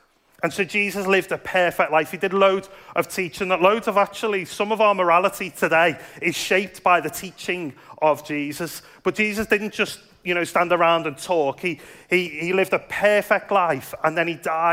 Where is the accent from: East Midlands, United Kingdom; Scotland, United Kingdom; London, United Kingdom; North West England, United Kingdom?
North West England, United Kingdom; Liverpool; now in Dudley, United Kingdom; I grew up in Liverpool, and Liverpool's quite a Catholic